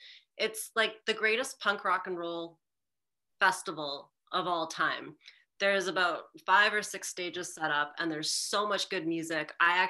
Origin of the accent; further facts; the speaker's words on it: Winnipeg, Manitoba, Canada; here in my hometown.